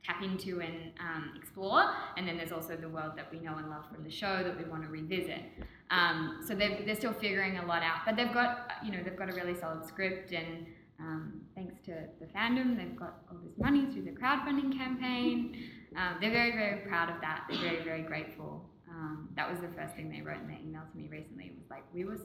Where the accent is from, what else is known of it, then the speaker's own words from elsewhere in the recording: Victoria, Australia; Victoria, which is my home state in Oz.